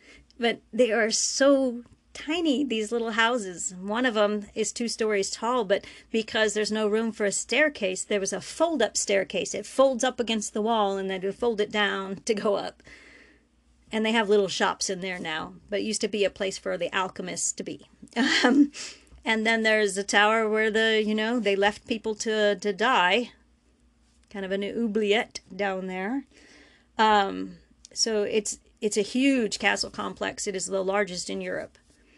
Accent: United States; I guess I'm American.

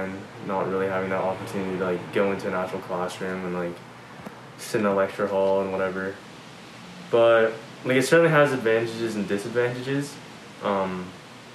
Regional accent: Toronto, Ontario, Canada; moved away as an adult; now in Montreal, Canada; I'm from Toronto, and I just wanted to leave Toronto.

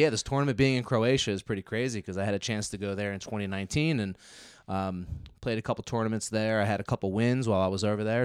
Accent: Philadelphia suburbs, Pennsylvania, United States; I'm born and raised in the Philadelphia suburbs

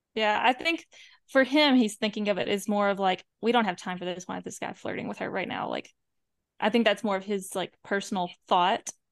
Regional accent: the Bible Belt, United States; I'm from the Bible Belt. That's where I was, like, that's where I grew up.

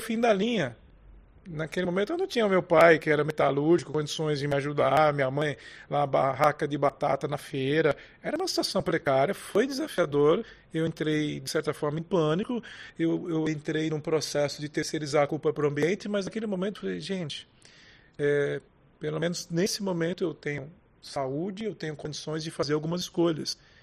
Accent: Brazil; como brasileiros

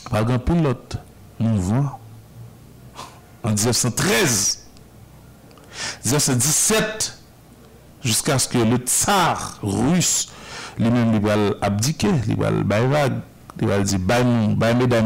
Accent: Haiti; mais chez nous en Haïti, nous avons des femmes qui se, qui, se livrent dans, une lutte quotidienne.

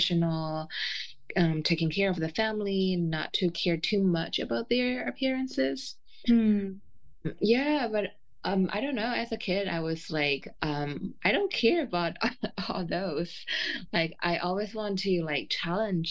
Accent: China; moved away as an adult; I was born and raised in China

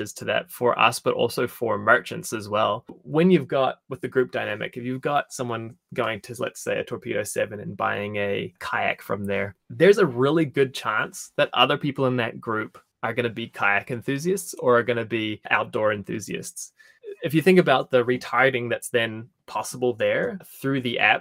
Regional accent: Invercargill, Southland, New Zealand; being from Invercargill

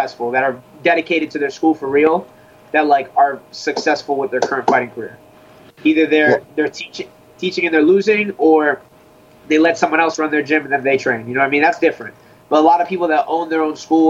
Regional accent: Sunrise, Florida, United States; I come from Sunrise, Florida.

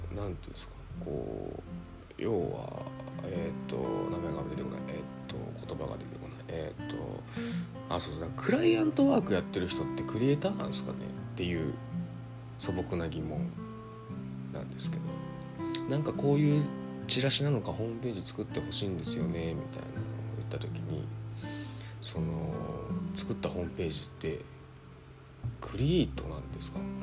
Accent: Osaka, Japan; moved away; 大阪僕の実家

